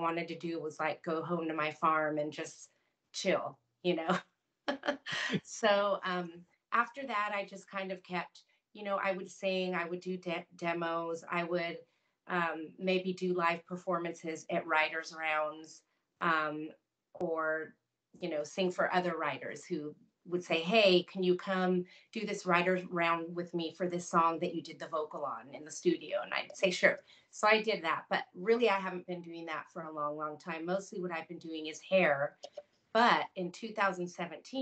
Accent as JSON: {"language": "English", "town": "Napa", "region": "California", "country": "United States", "tie": "born or raised there", "moved": "as an adult", "lives_now": "Nashville, United States", "said": "from Napa, California, where my family is"}